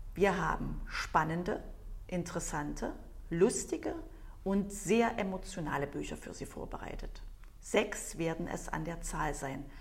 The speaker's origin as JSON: {"language": "German", "region": "East Germany", "country": "Germany", "tie": "born or raised there", "said": "bin ich ja nun äh, in der DDR aufgewachsen als Kind"}